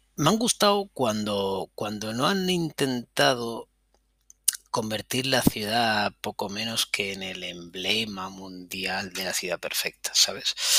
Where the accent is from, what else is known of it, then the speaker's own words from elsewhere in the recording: Granada, Andalusia, Spain; moved away as an adult; also born or lived in Catalonia / Barcelona / Madrid; habiendo nacido en Cataluña, pero yo crecí en Granada